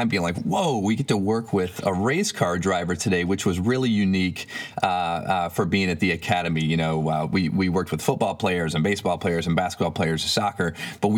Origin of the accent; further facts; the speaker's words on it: Michigan, United States; growing up in Michigan